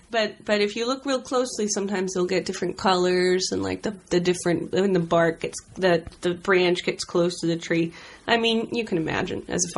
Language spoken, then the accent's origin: English; Tucson, Arizona, United States; Warm. Dry. Kind of odd, you know. I grew up near the Air Force Base, and There's a lot of, like, scorpions.